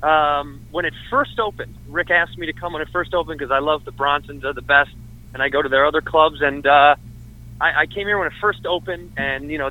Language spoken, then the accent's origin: English; Chicago, Illinois, United States; now in Los Angeles, United States; I'm from Chicago, Illinois